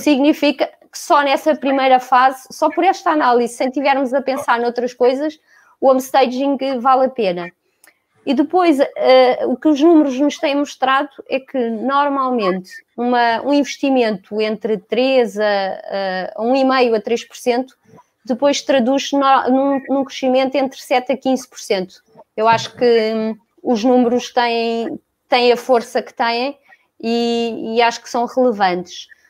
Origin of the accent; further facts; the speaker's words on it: Lisbon, Portugal; vivi e cresci sempre em Lisboa